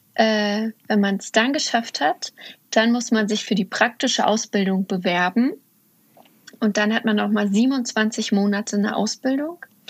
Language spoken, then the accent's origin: German; Uckermark, Brandenburg, Germany; moved away; ich komme ursprünglich aus der Uckermark in Brandenburg und da, also aus dem Osten sozusagen